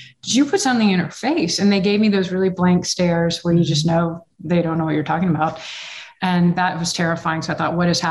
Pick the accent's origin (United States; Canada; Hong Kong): United States; Texas; I'm from Texas and you didn't really see a lot of it in Texas back then